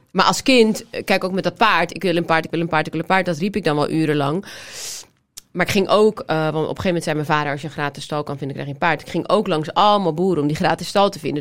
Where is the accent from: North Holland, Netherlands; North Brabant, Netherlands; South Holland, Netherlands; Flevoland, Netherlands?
North Holland, Netherlands; Amsterdam; Ik kom uit Amsterdam